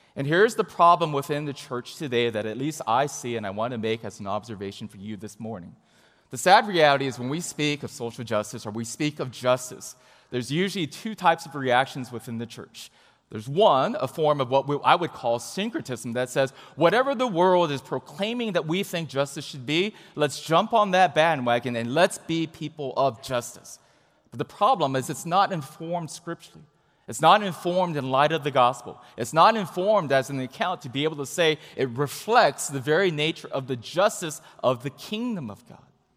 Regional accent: Huntington Beach, California, United States; I grew up in Southern California, in Huntington Beach specifically

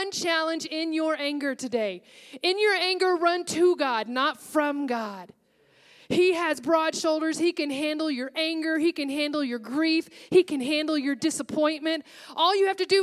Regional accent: Texas, United States; moved away as an adult; now in Seattle, United States; I was up in Seattle, and I'm from Texas, and I had gone back to Texas for Thanksgiving

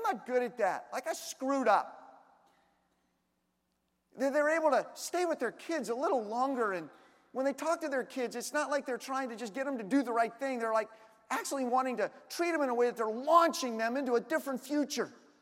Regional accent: Washington, District of Columbia, United States; moved away; I'm originally from Washington, D.C.

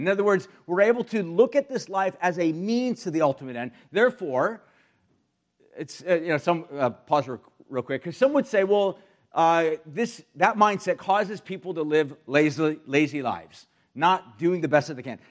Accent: United States; especially as American Christians

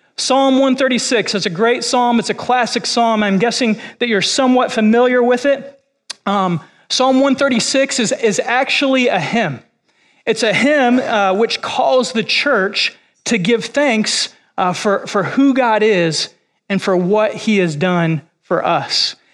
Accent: Illinois, United States; moved away as an adult; also born or lived in Kentucky / Missouri; now in Florida, United States; I was born and raised in Illinois, which is where I've spent most of my time.

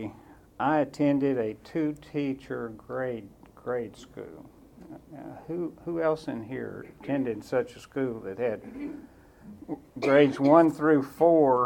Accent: Waverly, Tennessee, United States; moved away as an adult; also born or lived in Auburn / Atlanta, Georgia / Northern Virginia; I grew up in Waverly, Tennessee.

